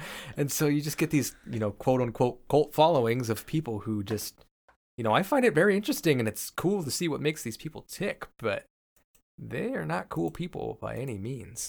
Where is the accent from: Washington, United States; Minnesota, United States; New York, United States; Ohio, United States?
Washington, United States; I'm from Washington State